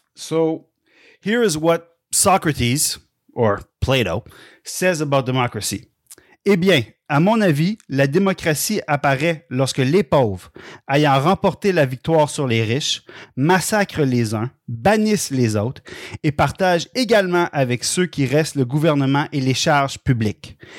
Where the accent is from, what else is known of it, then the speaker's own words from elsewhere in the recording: Quebec City, Quebec, Canada; where I grew up in Quebec City was in the old part of the city